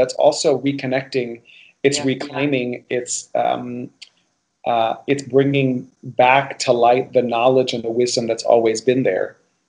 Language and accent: English; Miami, Florida, United States; And I do feel like one of the privileges of growing up in Miami, for me, as somebody who's Cuban and also has Spanish origin